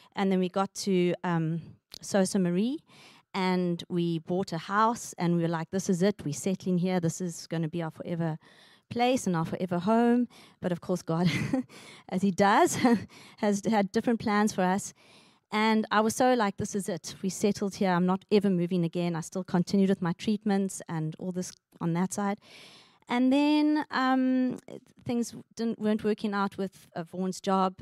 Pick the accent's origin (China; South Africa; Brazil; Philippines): South Africa; moved away as an adult; also born or lived in Richmond, Canada; now in Canada; we are family from South Africa, and four years ago we immigrated